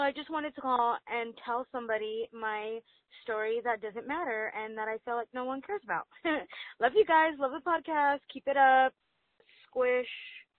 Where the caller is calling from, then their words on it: Duarte, California, United States; I'm calling from Duarte, California.